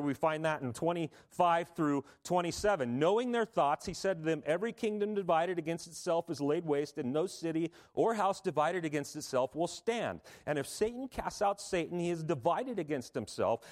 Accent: Southern California, United States; if you were a kid growing up in Southern California

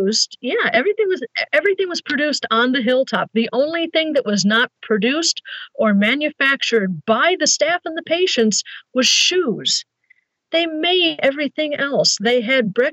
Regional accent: Chicago, Illinois, United States; I grew up in the Chicago suburbs

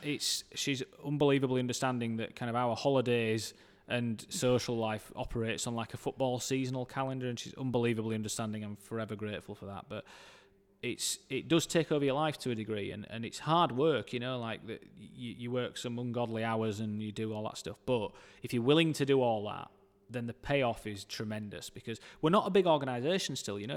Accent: Dewsbury, Yorkshire and the Humber, United Kingdom; I grew up in Dewsbury

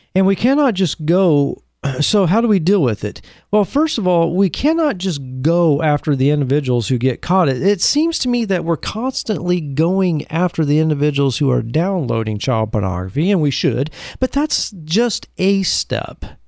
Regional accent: Beaverton, Oregon, United States; my hometown of Beaverton

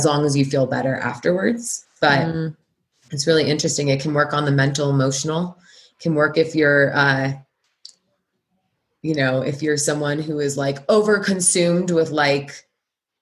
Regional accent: Santa Monica, California, United States; moved away; also born or lived in New York City; I grew up in LA in Santa Monica

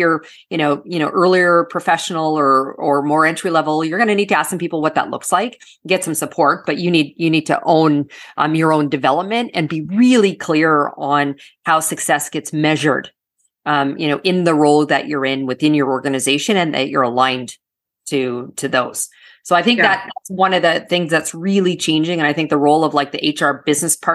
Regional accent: Canada; now in South Florida, United States; I'm originally from Canada. And so good Canadian girl, I play hockey

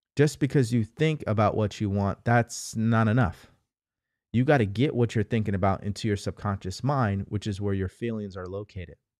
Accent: California, United States; also born or lived in Houston, Texas; I'm from California

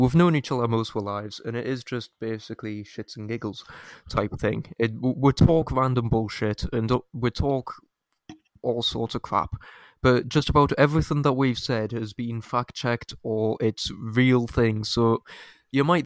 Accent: United Kingdom; we're British

